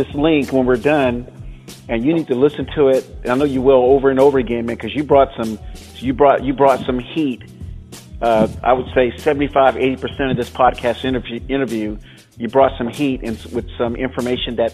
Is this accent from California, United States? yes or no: yes; California, United States; I'm as a Californian, I'm out in California